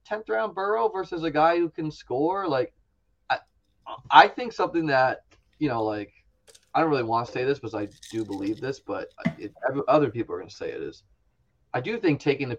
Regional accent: New England, United States; I grew up in New England as a Bills fan.

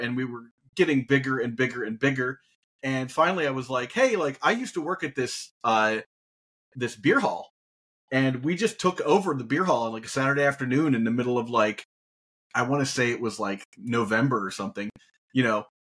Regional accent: Dayton, Ohio, United States; I'm from Dayton, Ohio originally, little known fact about me because I've moved so many places.

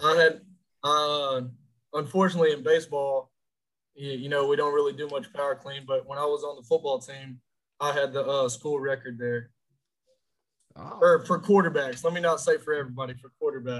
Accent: Orange, Texas, United States; I'm from Orange, Texas, Fruit City, Texas. Uh, the 409. I was raised there, born there

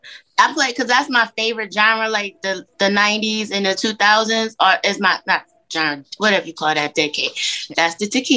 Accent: New York City, New York, United States; now in Cleveland, United States; I was raised in Queens, in New York. So when I moved here, I kind of just blended the sounds from the East to the Midwest.

